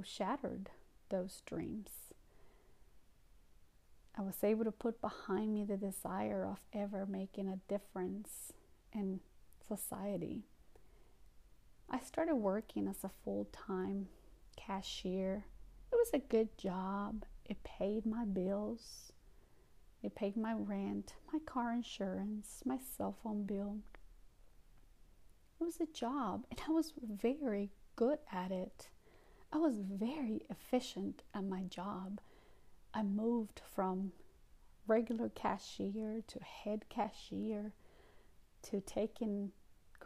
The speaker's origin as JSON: {"language": "English", "country": "Guatemala", "also_born_or_lived": "New York, United States", "second_language": "English", "moved": "yes", "lives_now": "North Carolina, United States", "said": "my immigrant experience, my journey from Guatemala to the United States"}